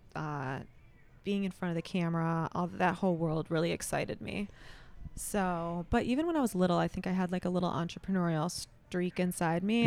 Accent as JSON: {"language": "English", "town": "Rochester Hills", "region": "Michigan", "country": "United States", "tie": "born or raised there", "said": "born and raised in, in Rochester Hills"}